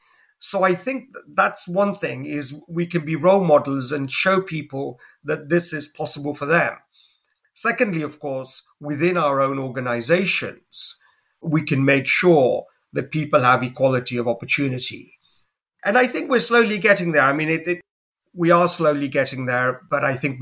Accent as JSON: {"language": "English", "region": "England", "country": "United Kingdom", "tie": "born or raised there", "said": "growing up in England, you know, as a sort of, as an immigrant and, you know, trying to balance two different identities"}